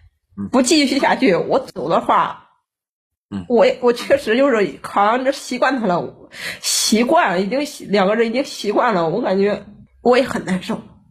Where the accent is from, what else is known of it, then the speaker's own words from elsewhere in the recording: Chongqing, China; 我是重庆的。